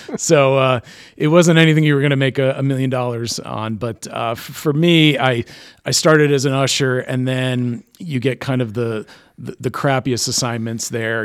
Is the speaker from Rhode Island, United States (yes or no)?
yes; East Greenwich, Rhode Island, United States; growing up in East Greenwich